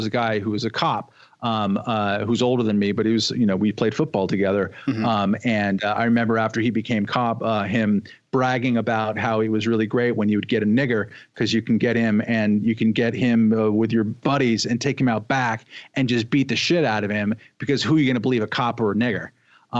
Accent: Los Angeles County, California, United States; born or raised there; moved away as an adult; also born or lived in Budapest, Hungary

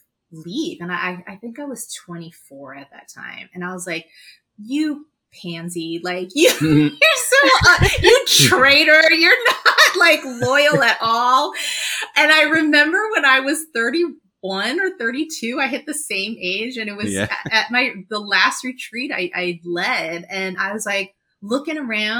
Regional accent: New York, United States; also born or lived in Los Angeles, California; when my parents got divorced, when I was 9 and we moved from Los Angeles to New York

